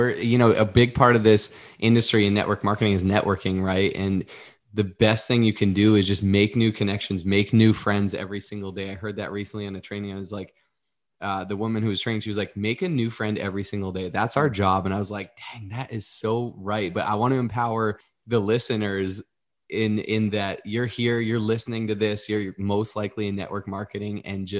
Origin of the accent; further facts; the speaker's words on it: Northeast, United States; I grew up in the Northeast, and like kind of, you kind of get funneled into corporate America.